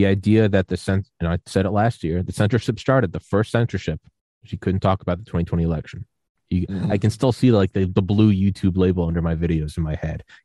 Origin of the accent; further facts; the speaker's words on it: New England, United States; I was born in New England